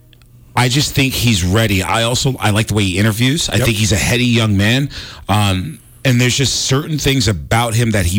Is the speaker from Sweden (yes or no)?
no; New York, United States; I'm from New York